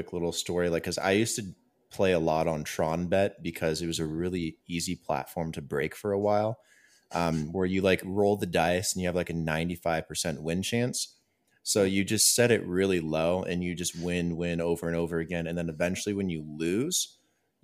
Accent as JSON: {"language": "English", "town": "Las Vegas", "region": "Nevada", "country": "United States", "said": "I'm from Las Vegas"}